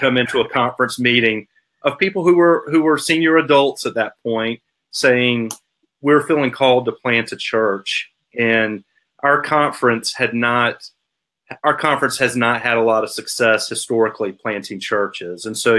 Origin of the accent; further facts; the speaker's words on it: Garner, North Carolina, United States; I grew up in Garner, North Carolina. I still live about 15 minutes from Garner. So North Carolina has been home for me for my entire life. I grew up in the Garner Advent Christian Church